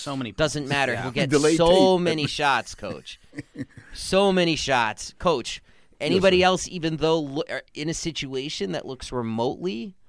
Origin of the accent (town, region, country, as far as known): New York, United States; born or raised there